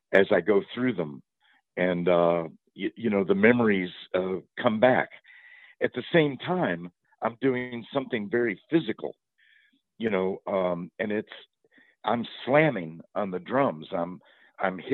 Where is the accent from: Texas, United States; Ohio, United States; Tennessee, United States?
Tennessee, United States; also born or lived in Louisville, Kentucky; I was born in Louisville, Kentucky, raised in Tennessee